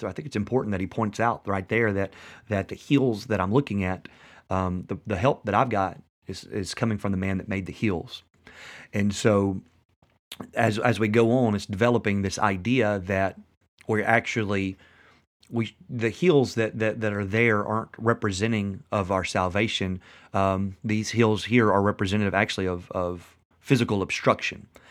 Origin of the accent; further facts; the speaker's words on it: West Tennessee, United States; we live in West Tennessee